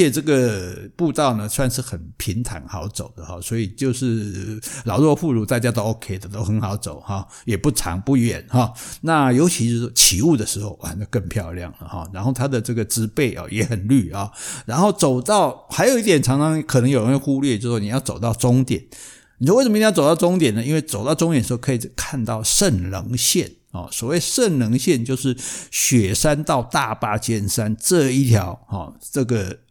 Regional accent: Taiwan; 我们台湾人现在水准也很高嘛，也不会去乱抓这些鸟

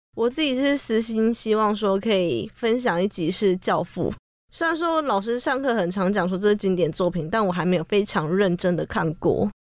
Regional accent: Taiwan; 我们台湾人

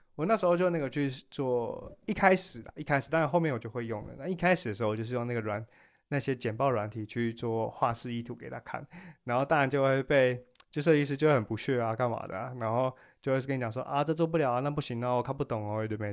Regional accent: Taiwan; 就我们作为台湾人有一个很，很好的优点

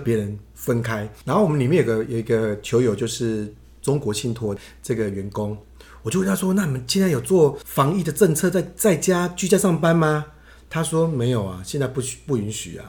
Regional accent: Taiwan; also born or lived in Penghu; 我们台湾人

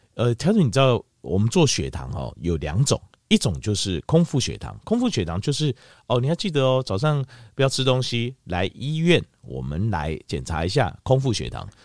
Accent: Taiwan; 你看像是我们台湾什么苦都吃过。

